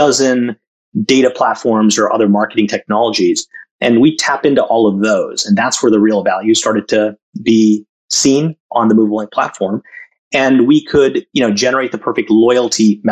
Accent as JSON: {"language": "English", "region": "Massachusetts", "country": "United States", "tie": "born or raised there", "also_born_or_lived": "India / Jamshedpur, India / Calcutta, India / Madras, India", "moved": "as an adult", "said": "I grew up in Massachusetts, lived out in Silicon Valley, Bay Area, right after school"}